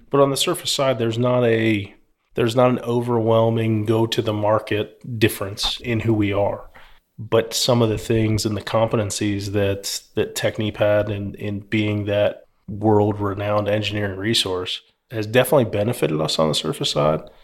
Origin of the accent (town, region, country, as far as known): Philadelphia, Pennsylvania, United States; now in Houston, United States